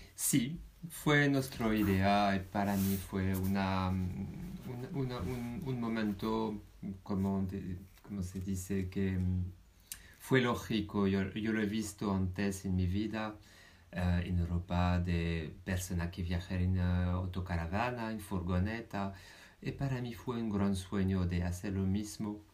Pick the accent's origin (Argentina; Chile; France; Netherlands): France; now in Spain; yo soy francés